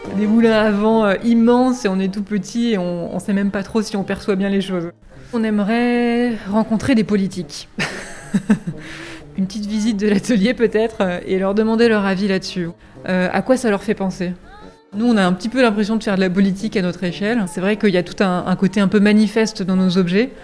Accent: Berry, Centre-Val de Loire, France; quand j'ai grandi de ma campagne berrichonne

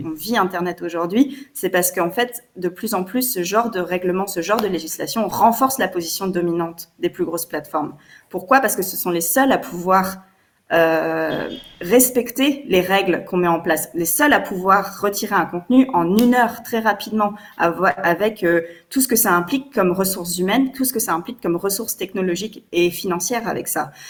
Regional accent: France; je ne suis pas belge, je suis française.

